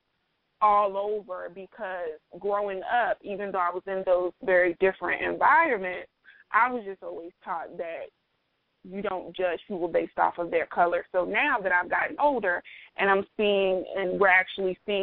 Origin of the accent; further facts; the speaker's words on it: South Carolina, United States; also born or lived in New Jersey; I was born in New Jersey. I was raised mostly in South Carolina